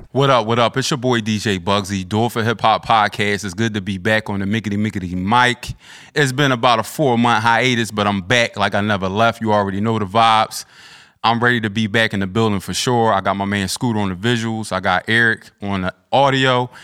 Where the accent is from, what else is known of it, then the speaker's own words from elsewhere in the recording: Philadelphia, Pennsylvania, United States; I'm from South Philly